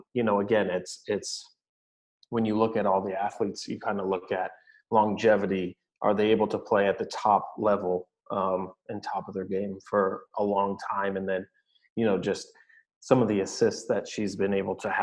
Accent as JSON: {"language": "English", "region": "California", "country": "United States", "tie": "born or raised there", "also_born_or_lived": "Salem, Oregon", "moved": "as an adult", "said": "a California kid where it's sunny"}